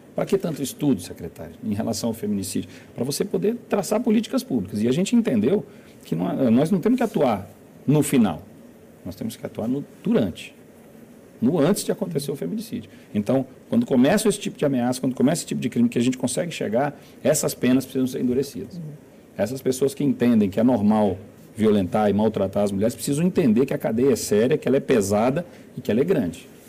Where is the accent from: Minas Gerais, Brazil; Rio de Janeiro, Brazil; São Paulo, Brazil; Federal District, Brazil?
Federal District, Brazil; Brasília; como brasiliense também, né, como morador dessa cidade